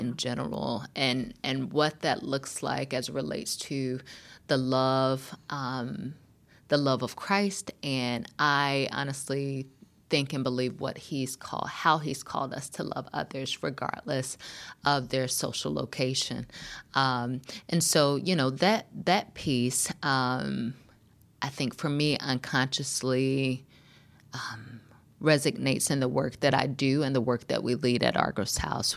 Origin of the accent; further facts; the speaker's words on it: North Carolina, United States; moved away; also born or lived in Berkeley, California; I grew up in North Carolina